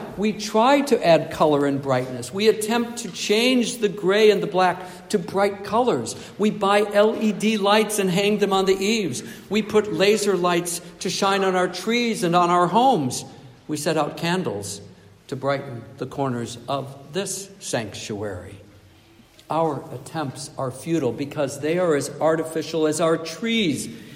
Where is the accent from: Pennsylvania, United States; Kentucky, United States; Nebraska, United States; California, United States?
Nebraska, United States; also born or lived in Michigan, United States / Ontario, Canada; I desperately wanted snow when I was a child and a youth growing up in Nebraska and Michigan and Ontario.